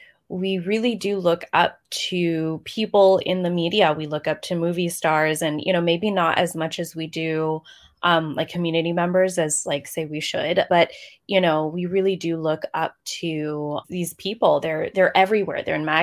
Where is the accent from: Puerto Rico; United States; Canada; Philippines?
Philippines; Like I personally grew up, you know, being Filipino, I heard the word Filipino thrown around as a joke usually, but I would never see them on screen.